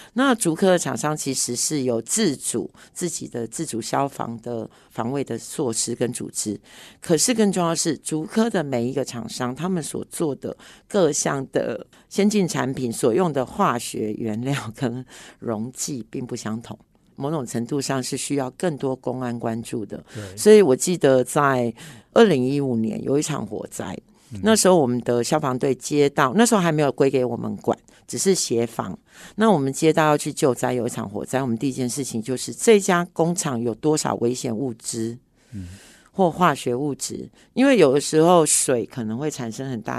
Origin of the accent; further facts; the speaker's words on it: Hsinchu, Taiwan; 我曾经计算过，呃，我们新竹人的 time value 大概啊差不多每分钟每小时是三四百块左右